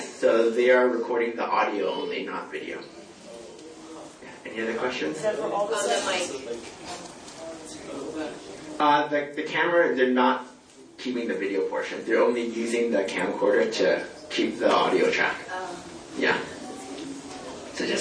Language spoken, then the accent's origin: English; California, United States; moved away as an adult; also born or lived in Latvia / Texas; I'm originally from California. Went to school there and everything